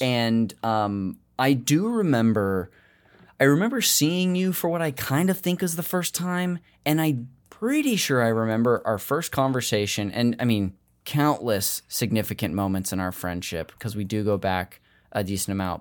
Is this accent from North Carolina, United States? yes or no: no; Modesto, California, United States; I told you Modesto